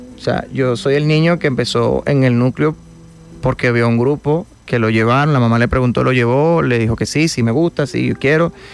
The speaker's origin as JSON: {"language": "Spanish", "town": "Guanare", "region": "Portuguesa", "country": "Venezuela", "said": "que somos guanareños son mi mamá, mi hermano y yo."}